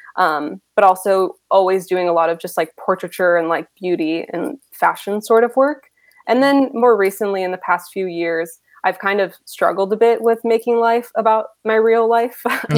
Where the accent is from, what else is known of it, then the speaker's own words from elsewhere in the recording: Rochester, New York, United States; now in Brooklyn, New York, United States; I grew up in Rochester, New York, which is the birthplace of Kodak